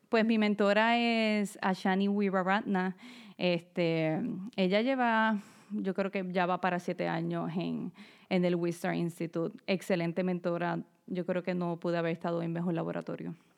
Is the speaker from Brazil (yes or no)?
no; Ponce, Puerto Rico; moved away as an adult; also born or lived in Bayamón, Puerto Rico / Florida; now in Philadelphia, United States; Yo nací en Bayamón, Puerto Rico, pero alrededor de mis siete años nos mudamos para Ponce, que es en el área sur, este, porque mi papá consiguió un trabajo allá. Y pues ahí fue que crecí y prácticamente me crié hasta la universidad.